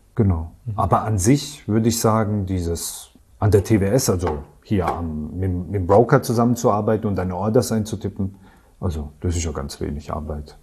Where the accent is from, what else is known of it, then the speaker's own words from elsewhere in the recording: Karlsruhe, Baden-Württemberg, Germany; Ich komme aus dem Badischen, also Raum Karlsruhe, da komme ich her.